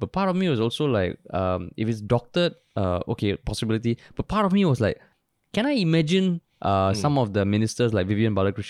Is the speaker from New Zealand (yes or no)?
no; Singapore; I'm from Monk's Hill.